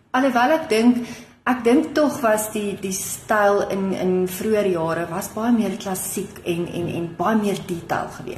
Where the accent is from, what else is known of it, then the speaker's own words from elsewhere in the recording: Groot Marico, North West, South Africa; moved away as an adult; also born or lived in Rustenburg; now in Pretoria, South Africa; ek is gebore in die Noordwes provinsie of die ou Wes-Kaap, Groot Marikoe klein dorpie